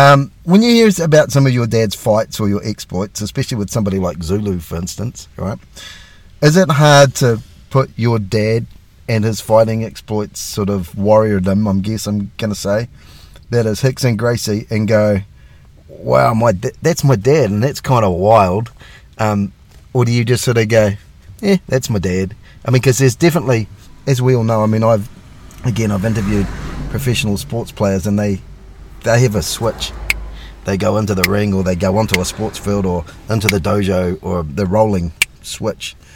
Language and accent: English; New Zealand; for us over here in New Zealand